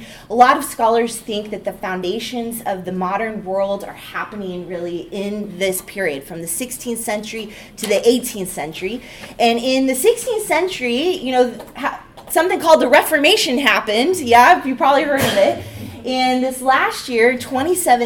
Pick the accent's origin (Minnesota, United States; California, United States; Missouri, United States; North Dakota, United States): California, United States; moved away; I am from California originally